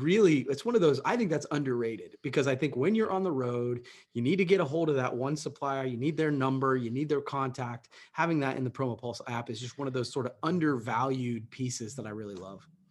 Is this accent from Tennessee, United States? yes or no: no; Coshocton, Ohio, United States; love, love my hometown